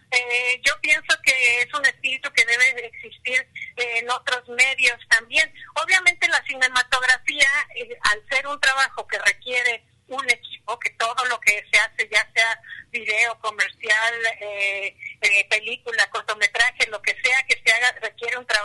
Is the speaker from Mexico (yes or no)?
yes; Guadalajara, Jalisco, Mexico; moved away as an adult; now in Mexico City, Mexico; soy, de Guadalajara, hace año y medio, dos años me vine a vivir aquí en México